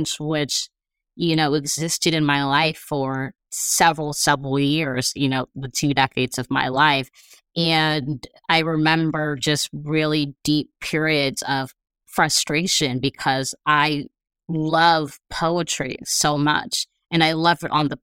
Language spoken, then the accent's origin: English; Los Angeles, California, United States; I'm from